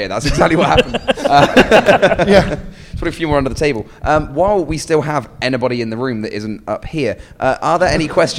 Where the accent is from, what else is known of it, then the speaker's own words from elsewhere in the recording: United Kingdom; European. I'm British.